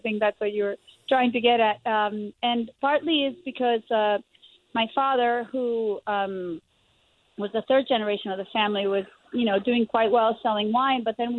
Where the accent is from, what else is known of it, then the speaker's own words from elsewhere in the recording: Argentina; Yes, I was born in Argentina, and I was born to a multi-generation wine family.